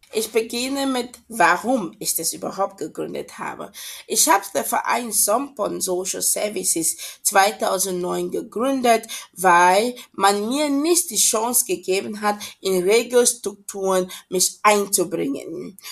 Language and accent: German; Cameroon; German is a second language; moved away as an adult; also born or lived in Esslingen, Germany; now in Germany; ursprünglich komme ich aus Kamerun und uh, bin ich auch dort aufgewachsen, uh, bin nach Deutschland ähm, 2002 gekommen, um hier zu studieren.